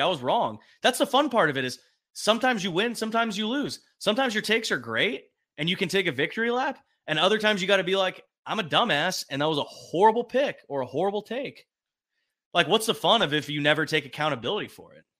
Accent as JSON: {"language": "English", "region": "California", "country": "United States", "said": "the Californian that I am"}